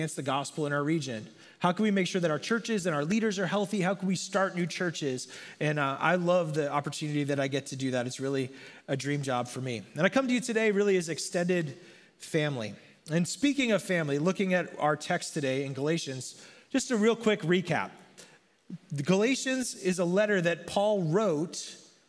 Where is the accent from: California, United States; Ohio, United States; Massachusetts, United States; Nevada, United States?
Massachusetts, United States; North Central; I was born and raised in North Central Massachusetts in a very, very small town and grew up in a small church